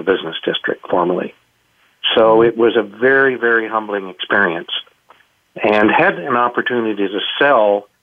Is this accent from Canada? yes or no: yes; Canada; being Canadian and in smaller town Canada